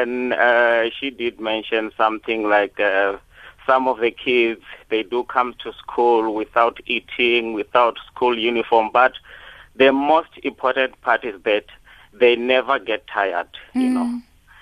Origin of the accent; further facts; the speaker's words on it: Vhembe District, Limpopo, South Africa; now in Krugersdorp, South Africa; I'm from Harali Paswa